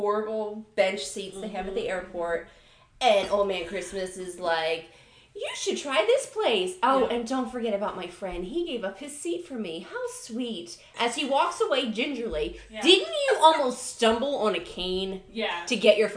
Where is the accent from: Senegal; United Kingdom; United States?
United States; Baltimore, Maryland; I'm from Baltimore